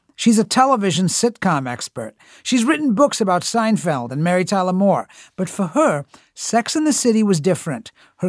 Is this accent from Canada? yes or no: no; India; moved away; as an Indian immigrant